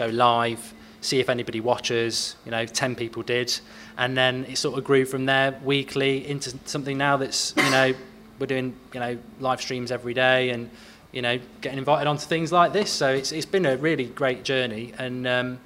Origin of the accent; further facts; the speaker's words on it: Nottingham, East Midlands, United Kingdom; I'm from Nottingham